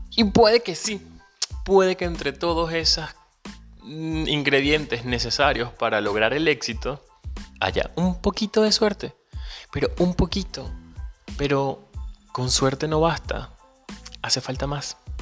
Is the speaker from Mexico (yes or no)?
no; Venezuela; moved away; Soy venezolano, emigrante, pero ante todo soy un ciudadano del mundo